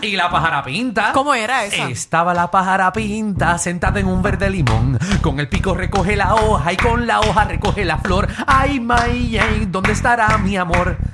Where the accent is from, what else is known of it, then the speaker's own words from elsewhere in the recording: Dorado, Puerto Rico; yo soy de Dorado